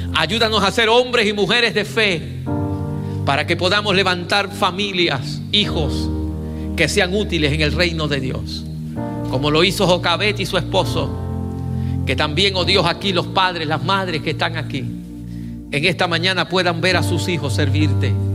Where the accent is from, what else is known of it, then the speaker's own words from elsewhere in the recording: Puerto Rico; now in Columbia, United States; mi país